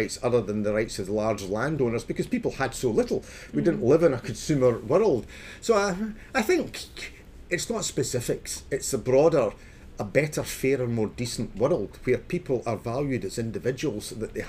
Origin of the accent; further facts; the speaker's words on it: Scotland, United Kingdom; I grew up in Scotland